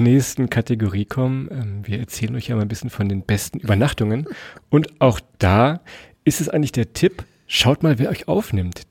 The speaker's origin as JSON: {"language": "German", "region": "Lower Saxony", "country": "Germany", "said": "wir kommen ja aus Niedersachsen und kennen Niedersachsen vor allem auch"}